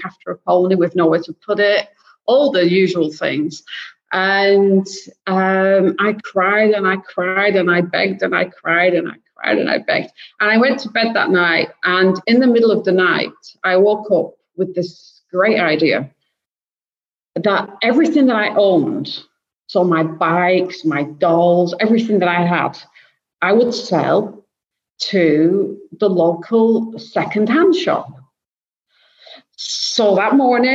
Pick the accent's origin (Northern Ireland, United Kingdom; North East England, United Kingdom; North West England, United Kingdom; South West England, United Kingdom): North West England, United Kingdom; Blackburn; moved away; I'm originally from the UK, as you can probably tell with my accent, and I'm from the north of the UK, north of Manchester, so a little town called Blackburn